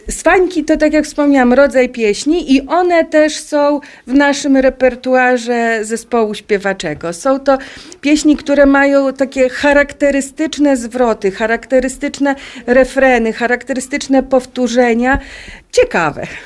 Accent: Polesie, Lublin Voivodeship, Poland; u nas na Polesiu

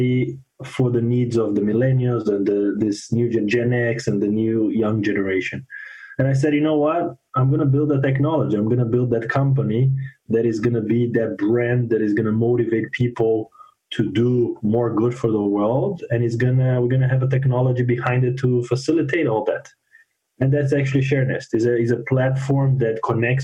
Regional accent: Brazil; moved away as an adult; also born or lived in Fort Wayne, Indiana; now in Miami, United States; I'm originally from Brazil

